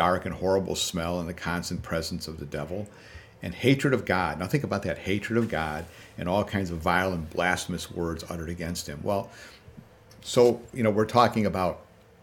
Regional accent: Chicago, Illinois, United States; growing up in the South Side when the Dan Ryan and the Kennedy were all connected

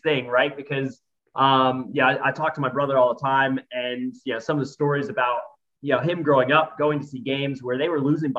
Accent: United States; now in Australia; Well, I'm an American, I'm in Australia, and I'm watching these kids play footy.

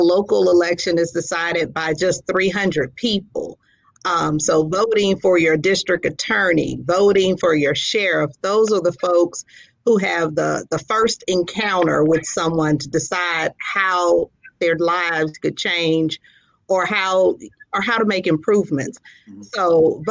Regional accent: Biloxi, Mississippi, United States; I'm a Mississippi native. I grew up here on the Gulf Coast in Biloxi

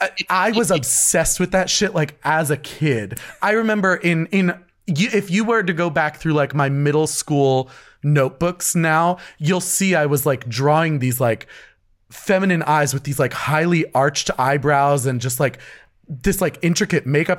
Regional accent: New Jersey, United States; also born or lived in New York City; we grew up here in New Jersey.

